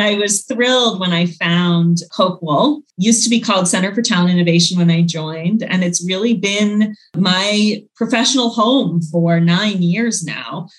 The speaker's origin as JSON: {"language": "English", "region": "Northern Virginia", "country": "United States", "tie": "born or raised there", "said": "I grew up in suburban DC, Northern Virginia"}